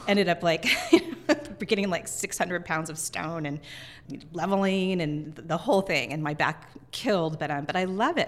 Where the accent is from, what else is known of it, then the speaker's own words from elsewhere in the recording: Northern California, United States; now in Seattle, United States; I grew up in Northern California, I really feel like this is my home